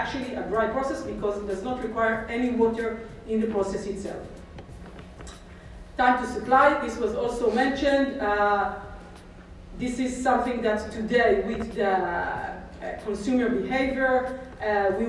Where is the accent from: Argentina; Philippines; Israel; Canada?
Israel; English is a second language; I'm from Israel